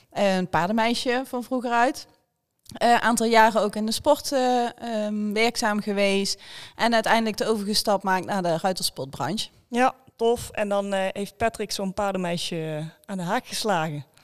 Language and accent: Dutch; Reuver, Limburg, Netherlands; ik kom uit Reuver, ben 35 jaar, rijd voor de hobby nog een beetje paard.